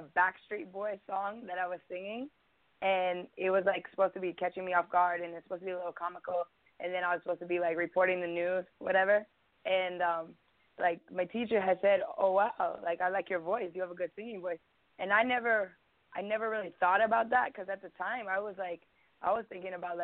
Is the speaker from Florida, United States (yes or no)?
no; Bloomington, Indiana, United States; I was born in Marion County, Indianapolis. And they took me to Bloomington